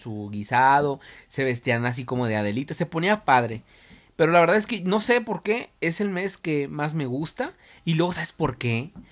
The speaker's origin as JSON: {"language": "Spanish", "region": "Nayarit", "country": "Mexico", "moved": "yes", "lives_now": "Guadalajara, Mexico", "said": "yo soy de Nayarit allá rifa bastante la banda."}